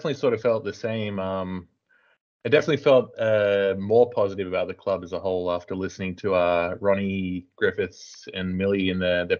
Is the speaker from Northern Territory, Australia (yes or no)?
no; Taree, New South Wales, Australia; So I'm from Taree